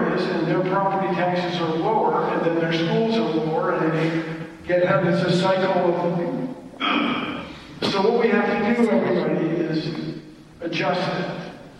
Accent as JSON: {"language": "English", "town": "Washington", "region": "District of Columbia", "country": "United States", "tie": "born or raised there", "said": "I grew up in Washington"}